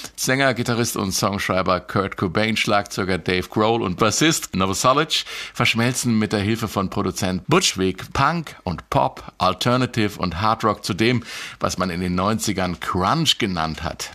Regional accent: Marburg, Hesse, Germany; in meiner Heimatstadt Marburg

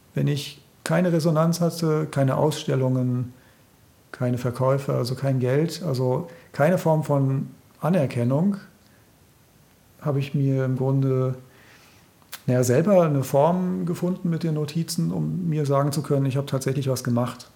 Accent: Germany; moved away; ich bin ja in der DDR aufgewachsen

